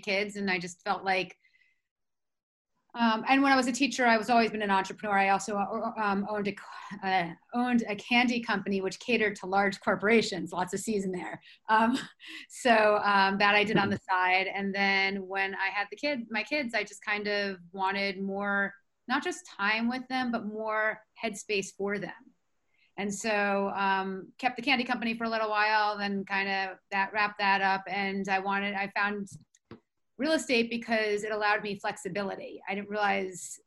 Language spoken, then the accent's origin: English; New York City, New York, United States; moved away as an adult; now in Bergen County, United States; I'm from Manhattan